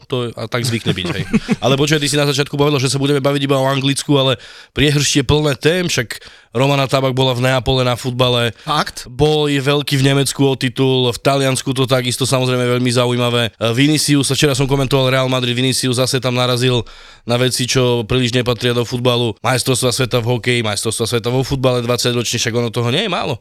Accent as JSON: {"language": "Slovak", "town": "Pusté Úľany", "region": "Trnava Region", "country": "Slovakia", "said": "u nás obecné slavnosti v Pustých Ulanoch"}